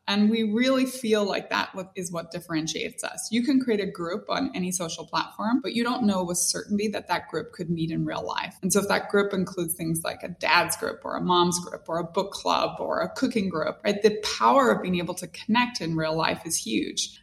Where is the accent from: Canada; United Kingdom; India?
United Kingdom; Northern Ireland; moved away; growing up in Northern Ireland, very religious.